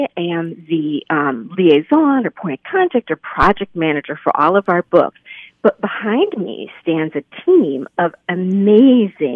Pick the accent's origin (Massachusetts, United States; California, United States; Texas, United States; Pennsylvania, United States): Pennsylvania, United States; Lehigh Valley; I grew up right here in the Lehigh Valley.